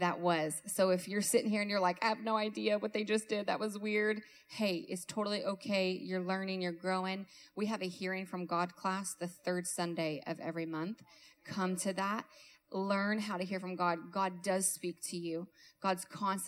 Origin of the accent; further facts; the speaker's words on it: Kentucky, United States; I'm from Kentucky